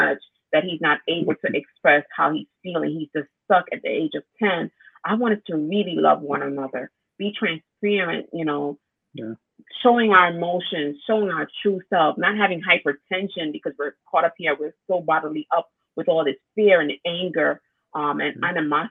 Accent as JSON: {"language": "English", "country": "Jamaica", "tie": "born or raised there", "moved": "yes", "said": "I was raised in Jamaica with my grandmother and my four uncles"}